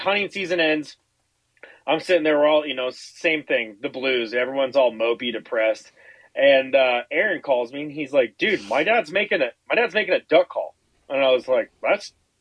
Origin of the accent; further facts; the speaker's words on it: Seattle, Washington, United States; now in Spokane, United States; I grew up over in Seattle, came over to Spokane